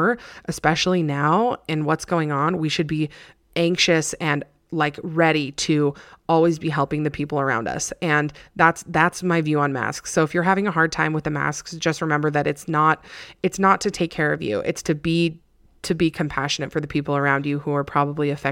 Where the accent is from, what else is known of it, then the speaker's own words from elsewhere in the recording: Alpine, Utah, United States; I'm from here. So I grew up in Alpine